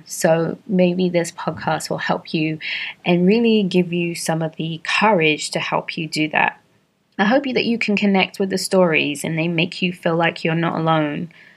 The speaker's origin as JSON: {"language": "English", "region": "London", "country": "United Kingdom", "tie": "born or raised there", "moved": "as an adult", "lives_now": "Atlanta, United States", "said": "I was born and raised in London to Caribbean parents, and I have been living in Atlanta for the past 13 and a half years"}